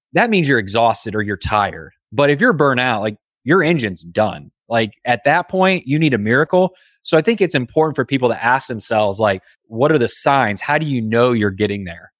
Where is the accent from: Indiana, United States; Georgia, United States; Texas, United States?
Indiana, United States; I grew up in Indiana